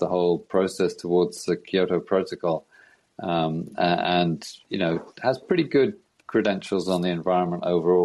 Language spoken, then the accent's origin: English; United Kingdom; I'm from Britain